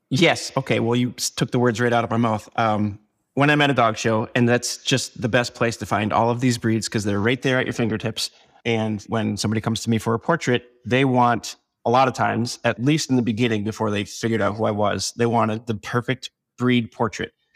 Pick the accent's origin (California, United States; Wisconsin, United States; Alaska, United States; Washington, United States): Wisconsin, United States; Door County; I'm from Door County, Wisconsin